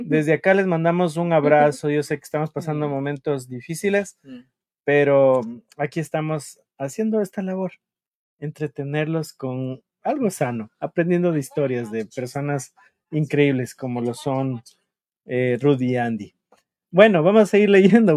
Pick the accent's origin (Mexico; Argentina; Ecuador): Ecuador; Quito, Pichincha; yo soy de Quito